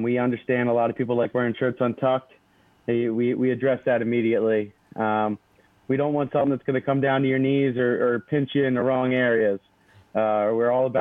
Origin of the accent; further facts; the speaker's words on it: Philadelphia, Pennsylvania, United States; We're from Philly